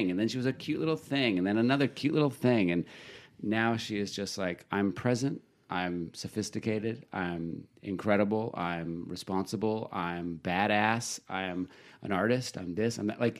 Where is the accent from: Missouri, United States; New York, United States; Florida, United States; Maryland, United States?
Maryland, United States; In Maryland.